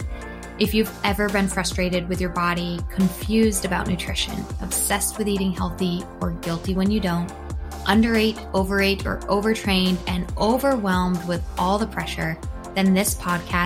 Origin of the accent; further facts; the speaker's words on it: Massachusetts, United States; moved away; I'm also originally from Massachusetts, which is, you know, where you are